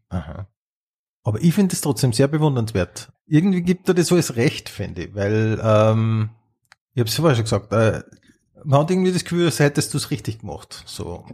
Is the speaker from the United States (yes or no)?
no; Upper Austria, Austria; ich bin ja aus Oberösterreich